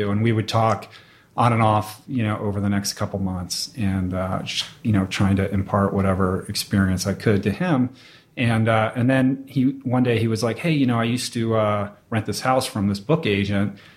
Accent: Washington, District of Columbia, United States; Washington, D.C.

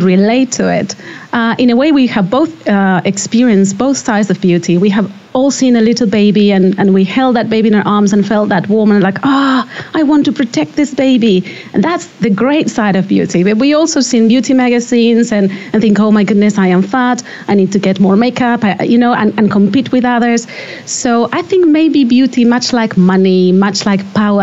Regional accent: Argentina; moved away as an adult; now in London, United Kingdom; I'm from Argentina. I've been living in the UK for over a decade now, but I'm definitely from Argentina.

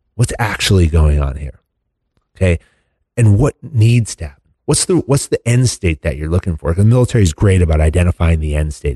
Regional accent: United States; fortunate enough to grow up in this country

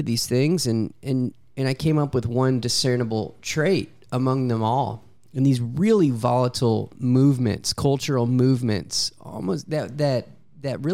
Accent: Louisiana, United States; I'm from Louisiana

